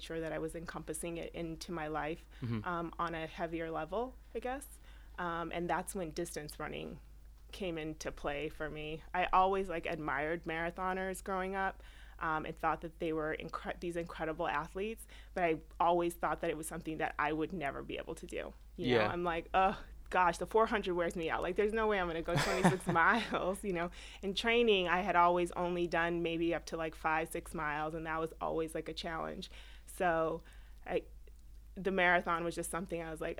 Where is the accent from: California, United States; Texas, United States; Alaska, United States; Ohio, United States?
California, United States; moved away as an adult; now in New York, United States; Born and raised in California, came to New York about 15 years ago